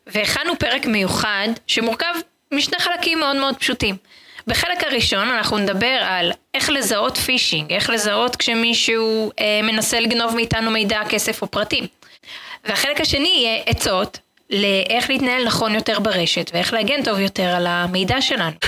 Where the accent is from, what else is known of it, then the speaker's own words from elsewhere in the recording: Israel; וכולנו כישראלים